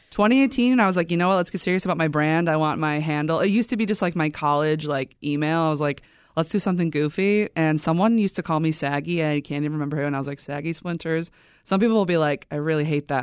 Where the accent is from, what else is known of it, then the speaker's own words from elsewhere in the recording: Chicago, Illinois, United States; I'm from Beverly, on the far South Side